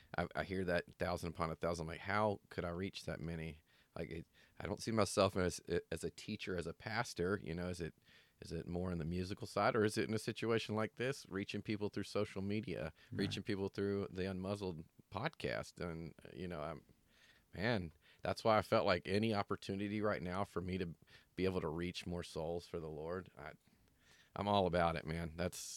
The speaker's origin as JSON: {"language": "English", "town": "Snellville", "region": "Georgia", "country": "United States", "tie": "born or raised there", "moved": "as an adult", "lives_now": "Arizona, United States", "said": "So at 12 years old, I was saved and baptized in my hometown of Georgia, Snellville, Georgia."}